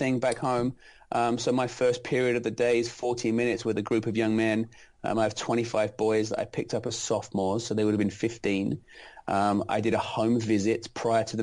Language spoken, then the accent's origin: English; London, United Kingdom; moved away as an adult; now in United States; I'm not originally from America. I'm from London, England, and I taught in 3 separate schools back home in England